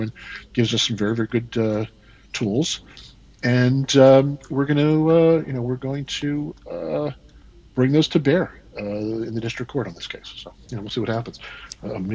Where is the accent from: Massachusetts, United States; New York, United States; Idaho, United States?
New York, United States; New York City; moved away as an adult; now in New Jersey, United States; I grew up in the Bronx, New York.